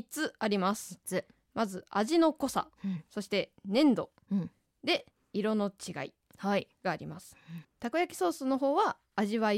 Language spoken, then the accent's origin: Japanese; Osaka, Japan; 私そんなにコテコテの関西人じゃないんですよ大阪出身だけど